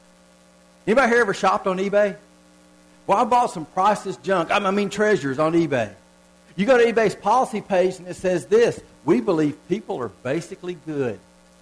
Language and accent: English; Southern United States, United States; accent: southern (reckon, ain't, y'all)